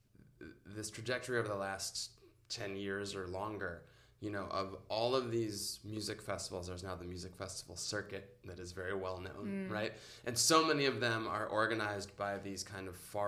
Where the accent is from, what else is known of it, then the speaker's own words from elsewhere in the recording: suburb of Detroit, Michigan, United States; moved away as an adult; now in Chicago, United States; I'm from a suburb of Detroit